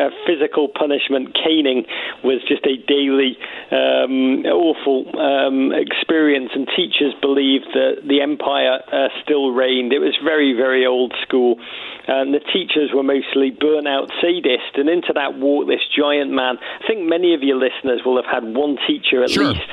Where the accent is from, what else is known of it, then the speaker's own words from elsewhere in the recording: Liverpool, North West England, United Kingdom; now in United States; I grew up in Liverpool in the 1980s, a magical city, but a city in dark, dark times.